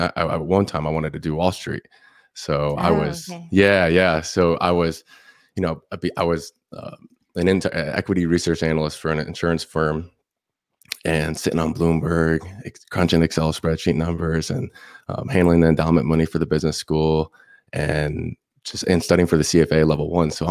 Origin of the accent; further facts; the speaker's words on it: Indian Rocks Beach, Florida, United States; I'm from Indian Rocks Beach, Florida. It's about 30 minutes south from Tampa. And I was born and raised there my whole life